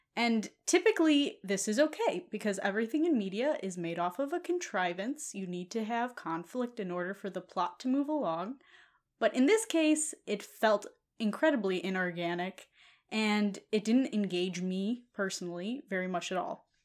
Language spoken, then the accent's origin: English; United States; being an American